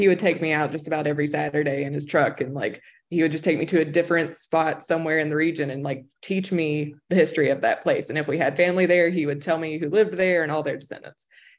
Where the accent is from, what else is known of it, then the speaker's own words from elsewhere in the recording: Appalachia, United States; accent: Appalachian; being Appalachian was almost something I had to like overcome. That like I had this accent and like people were going to think I was stupid because of the way that I sounded.